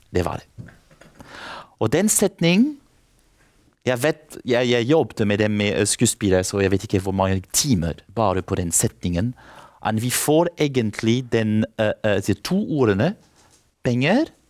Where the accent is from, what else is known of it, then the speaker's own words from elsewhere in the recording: France; Norwegian is a second language; moved away; jeg kommer fra Frankrike